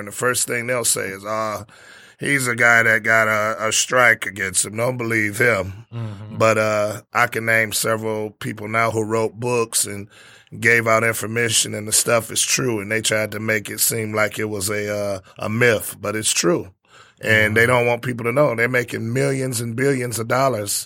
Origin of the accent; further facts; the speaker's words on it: Detroit, Michigan, United States; I was from Detroit